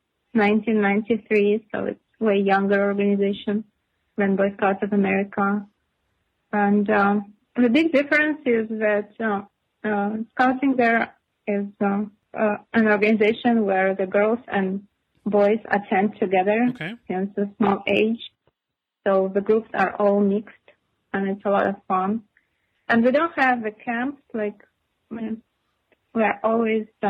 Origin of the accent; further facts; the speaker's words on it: Chisinau, Moldova; born or raised there; moved away as an adult